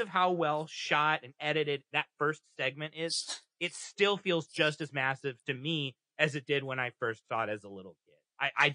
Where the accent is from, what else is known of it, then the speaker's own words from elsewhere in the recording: Kansas City, Missouri, United States; I'm from Kansas City